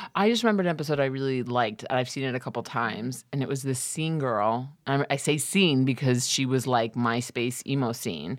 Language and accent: English; New York, United States; I'm from New York